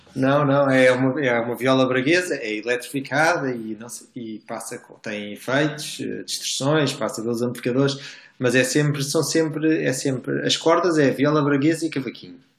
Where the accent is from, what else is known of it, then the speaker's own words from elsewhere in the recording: Portugal; nós somos portugueses